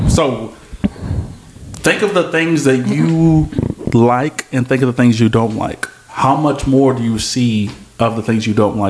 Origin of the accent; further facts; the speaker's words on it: Austin, Texas, United States; we're from Austin, Texas.